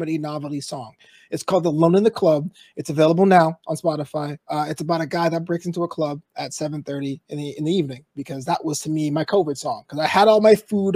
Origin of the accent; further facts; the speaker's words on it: New York City, New York, United States; moved away; I'm originally from Brooklyn